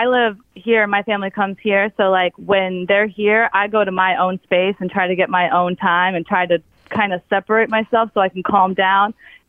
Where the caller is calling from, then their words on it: Orlando, Florida, United States; Hi, it's …. I'm from Orlando, Florida.